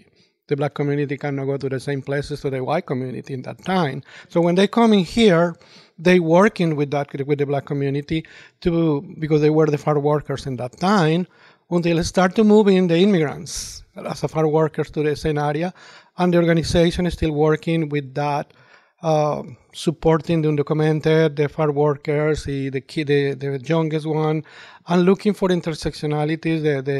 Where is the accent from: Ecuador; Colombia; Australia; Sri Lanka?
Colombia; English is a second language; To start, myself, I'm original from Colombia, so I'm a proud immigrant